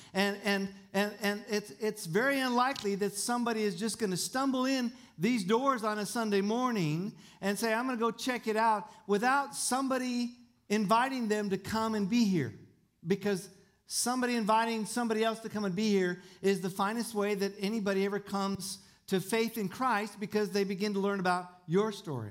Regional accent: Tucson, Arizona, United States; I was born in Tucson and I was raised in the desert

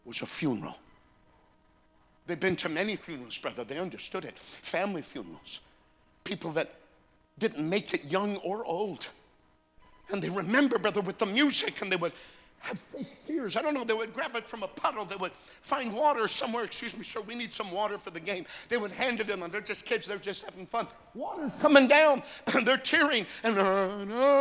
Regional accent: North Dakota, United States; I'm from North Dakota, 60 miles away from the Canadian border.

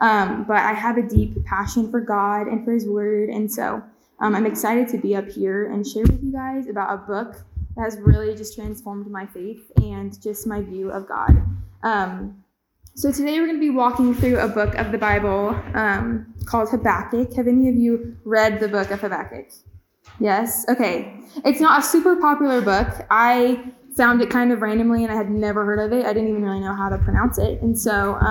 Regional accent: Kansas City, United States; also born or lived in Manhattan, Kansas; I grew up in Kansas City my whole life

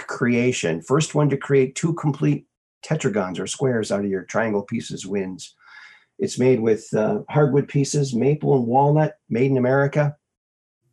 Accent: Minnesota, United States; also born or lived in Arizona; I was born in Arizona. Lived there for 6 months, and then family moved back to Minnesota, where both my folks are from. I grew up there.

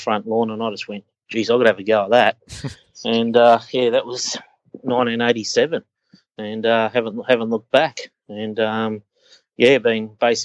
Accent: Australia; accent: Australian; our Australian accent

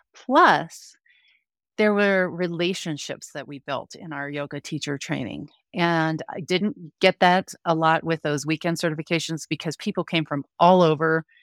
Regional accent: Denver, Colorado, United States; also born or lived in Park City, Utah / Grand Junction, Colorado; now in Frisco, United States; I grew up in the Denver metro area

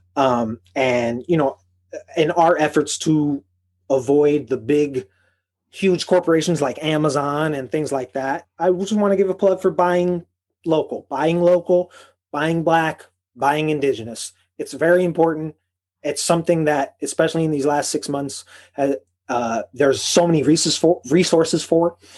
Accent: Chicago, Illinois, United States; moved away; also born or lived in Boston; from Chicago

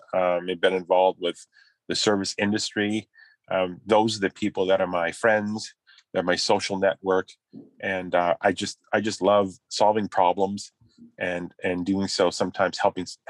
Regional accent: Carleton Place, Ontario, Canada; Carleton Place. It's my hometown.

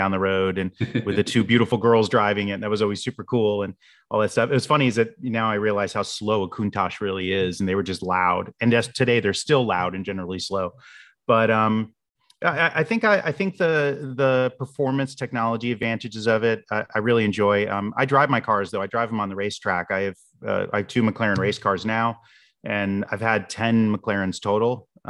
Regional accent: Boca Raton, Florida, United States; and I grew up in Boca Raton, Florida, where IBM had their headquarters and or not their campus where they were building the PCs originally and things like that.

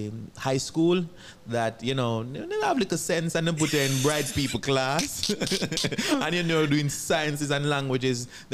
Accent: Gardenfield, Saint Thomas, Jamaica; I'm from a small farming district in St. Thomas called Gardenfield.

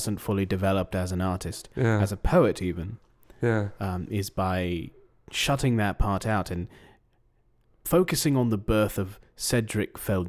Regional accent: East of England, United Kingdom; now in London, United Kingdom; I'm not from London, actually.

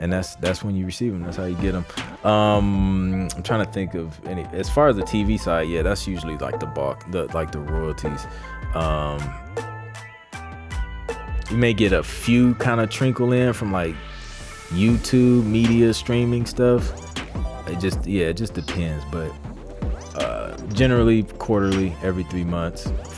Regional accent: Ohio, United States; moved away; from Cincinnati, Ohio, in the building. That's my home state

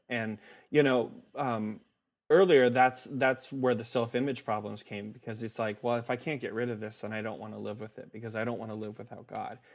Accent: Omaha, Nebraska, United States; I was, uh, born and raised in Omaha, Nebraska

